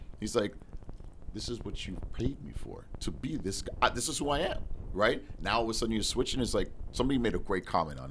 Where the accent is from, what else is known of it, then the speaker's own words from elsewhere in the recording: Toronto, Ontario, Canada; I grew up in Toronto. I was born in Mount Sinai Hospital, downtown Toronto